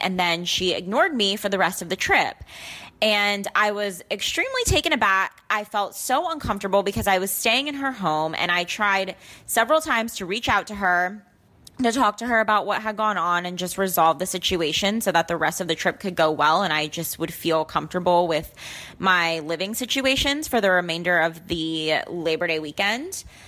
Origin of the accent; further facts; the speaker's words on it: Dallas, Texas, United States; I'm 22 and from Dallas, Texas.